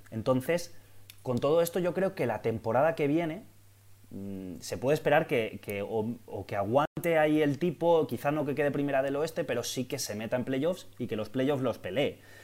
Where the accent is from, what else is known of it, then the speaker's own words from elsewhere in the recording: Valencia, Valencian Community, Spain; yo soy de Valencia, yo he nacido en Valencia